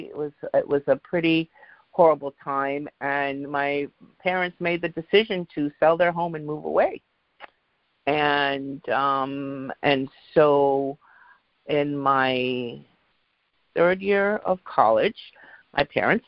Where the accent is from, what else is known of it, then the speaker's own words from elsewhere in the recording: England, United Kingdom; growing up in England, I know quite a few English people